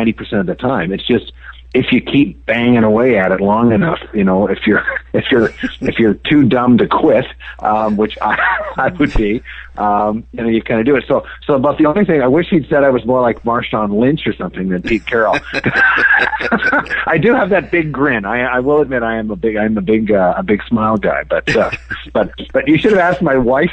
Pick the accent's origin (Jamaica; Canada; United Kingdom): Canada; moved away as an adult; now in United States; I grew up in Canada